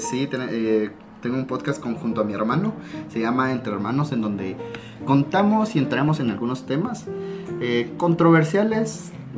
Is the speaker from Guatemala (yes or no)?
yes; Guatemala; aquí en Guatemala